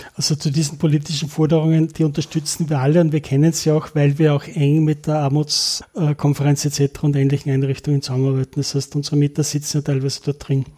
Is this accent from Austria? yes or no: yes; Linz, Upper Austria, Austria; moved away as an adult; also born or lived in Innsbruck; now in Linz, Austria; als geborener Oberösterreicher und maturiert in Linz